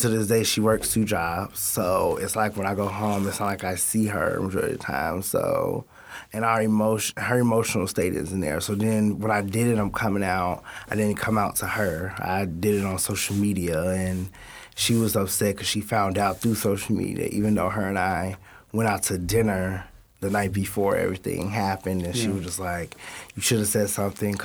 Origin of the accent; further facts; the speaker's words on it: Addison, Illinois, United States; I'm from Addison, Illinois